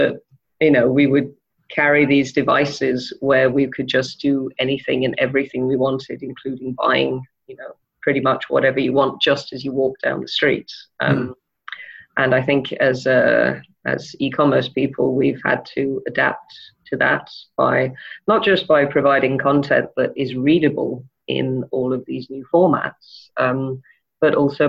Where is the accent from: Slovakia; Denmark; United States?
Denmark; also born or lived in England / Wales / France / Spain; Well, I was born in England and we moved to Denmark when I was almost 4. Apart from a short stint in Saudi Arabia, we were there until I went to Wales to go to university when I was 17.